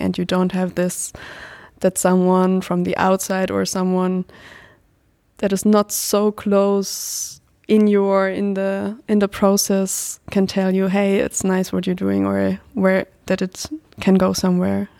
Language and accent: English; Germany; I'm twenty-five years old now and I'm from Germany.